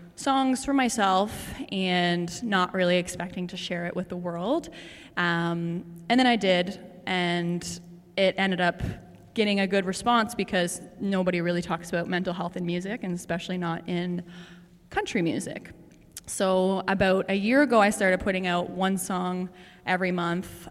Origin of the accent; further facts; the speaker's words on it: Prince Edward Island, Canada; moved away as an adult; now in Toronto, Canada; I'm from Prince Edward Island, and I moved to Toronto when I was 19, which was 10 years ago